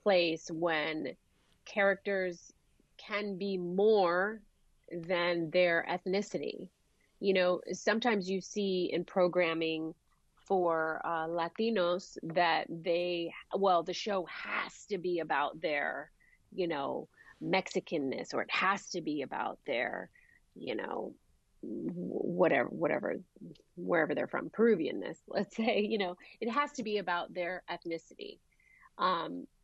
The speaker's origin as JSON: {"language": "English", "region": "California", "country": "United States", "tie": "born or raised there", "said": "her American kids, you know, growing up in California"}